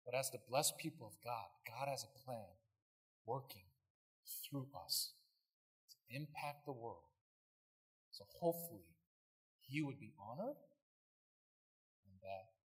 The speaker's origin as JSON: {"language": "English", "town": "Brea", "region": "California", "country": "United States", "said": "I'd be like, well, I'm from America. Like, oh, where? Oh, California. I'm like, oh, like, like where? And I'd be like, Brea."}